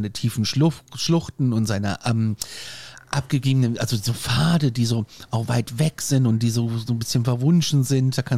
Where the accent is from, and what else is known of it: Reinhardswald, district of Kassel, Hesse, Germany; born or raised there